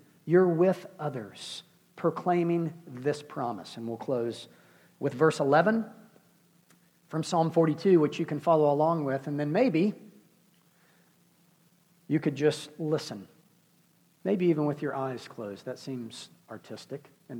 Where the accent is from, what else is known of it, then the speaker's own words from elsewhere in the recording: United States; we're American, because we live in the Western world